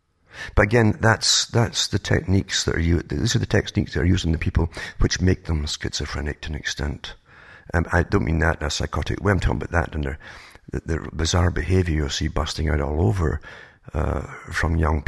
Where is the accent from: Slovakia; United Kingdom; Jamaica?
United Kingdom; now in Canada; I used to be amazed because I came from Britain, for instance, to Canada and went through the States as well.